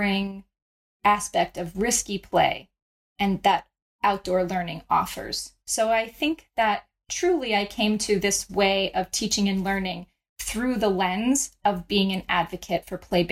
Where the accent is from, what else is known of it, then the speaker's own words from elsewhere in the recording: Florida, United States; for much of my childhood, I grew up in Florida